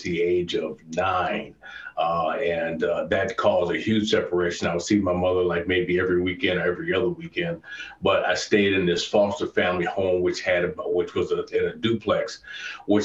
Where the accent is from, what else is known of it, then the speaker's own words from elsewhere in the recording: Chicago, Illinois, United States; I grew up on the South Side of Chicago originally, lived there for years